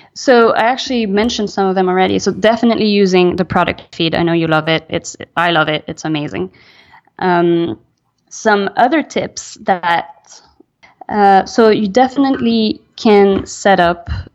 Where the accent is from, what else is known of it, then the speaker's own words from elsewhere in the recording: Belgium; moved away; also born or lived in France / United States; I'm French. I'm American. I grew up in Belgium.